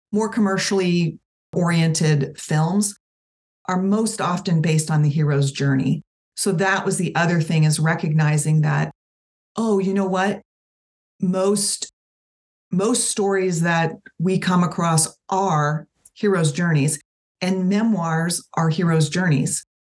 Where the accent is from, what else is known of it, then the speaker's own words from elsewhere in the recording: Tampa, Florida, United States; I was born in 1973 in Tampa, Florida